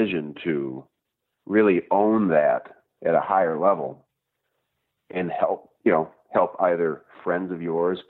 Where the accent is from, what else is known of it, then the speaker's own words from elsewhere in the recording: Gladstone, Michigan, United States; now in Marquette, United States; I actually grew up in Delta County. I grew up down in Gladstone. Escanaba area.